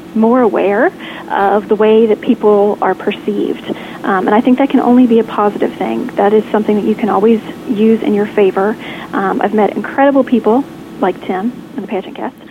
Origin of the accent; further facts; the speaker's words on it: Lexington, Kentucky, United States; Today you are calling me in Lexington, Kentucky, my hometown